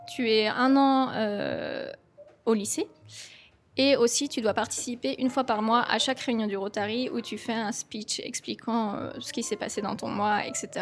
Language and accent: French; Cholet, Pays de la Loire, France; moved away as an adult; also born or lived in Tokyo, Japan; Je suis revenue dans ma ville natale à Cholet